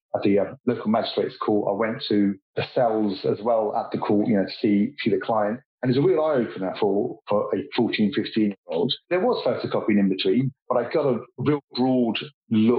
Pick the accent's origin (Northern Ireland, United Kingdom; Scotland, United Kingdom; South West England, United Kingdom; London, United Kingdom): London, United Kingdom; I was born and bred in East London on the East Ham Manor Park border